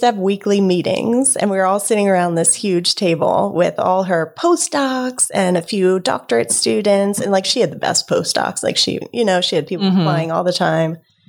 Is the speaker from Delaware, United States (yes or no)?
yes; Delaware, United States; Native here.